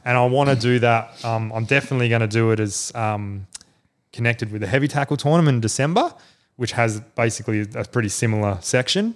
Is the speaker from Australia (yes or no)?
yes; Adelaide, South Australia, Australia; moved away; I'm from Adelaide originally, um, and was a nutcase fisher growing up and all that sort of thing